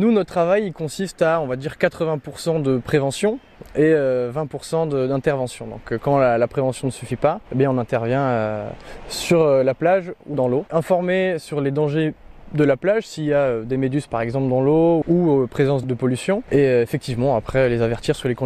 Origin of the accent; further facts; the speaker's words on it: Marseille, Provence-Alpes-Côte d'Azur, France; c'est une région, quand on est Marseillais, on n'a pas trop l'occasion d'y monter.